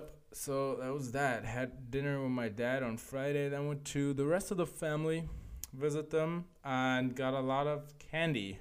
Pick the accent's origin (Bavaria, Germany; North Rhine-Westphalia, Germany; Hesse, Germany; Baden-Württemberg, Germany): Hesse, Germany; Frankfurt; now in Berlin, Germany; Frankfurt, my hometown.